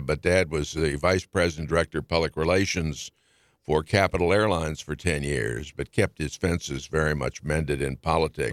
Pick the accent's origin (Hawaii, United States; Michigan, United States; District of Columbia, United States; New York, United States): District of Columbia, United States; Washington; growing up in Washington in those days was a joy